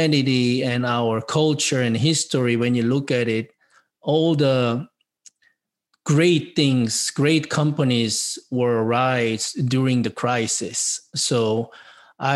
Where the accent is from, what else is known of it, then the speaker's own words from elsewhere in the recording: South Korea; English is a second language; moved away as an adult; now in United States; being an immigrant from South Korea by myself 30 years ago